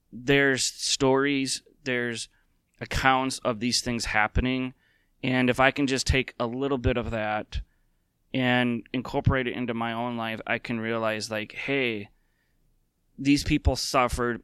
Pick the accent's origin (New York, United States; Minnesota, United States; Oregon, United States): Minnesota, United States; as a lifelong Minnesotan